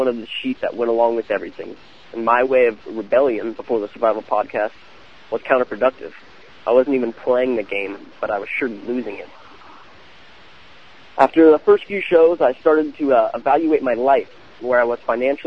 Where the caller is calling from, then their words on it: California, United States; I am calling from California